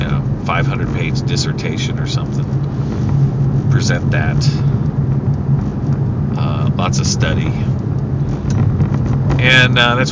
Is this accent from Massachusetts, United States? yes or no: no; Columbus, Mississippi, United States; moved away; growing up in Columbus, how fantastic it was, how innocent it was